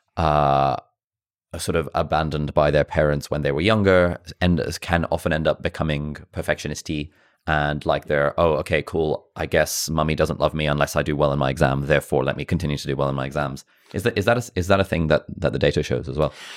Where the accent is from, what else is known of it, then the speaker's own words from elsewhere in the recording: Pakistan; I'm from Pakistan